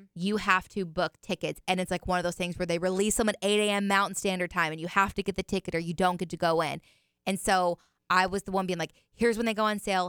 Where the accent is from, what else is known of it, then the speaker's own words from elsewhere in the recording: Indiana, United States; moved away; where I grew up in Indiana